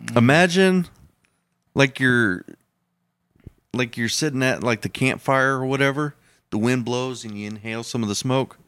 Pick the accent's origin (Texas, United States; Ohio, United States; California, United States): Texas, United States; I was from Texas